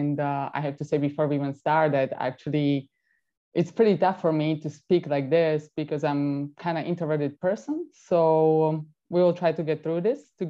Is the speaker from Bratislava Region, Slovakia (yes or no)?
yes; Bratislava, Bratislava Region, Slovakia; English is a second language; moved away; My hometown is actually Bratislava. That is the capital in Slovakia.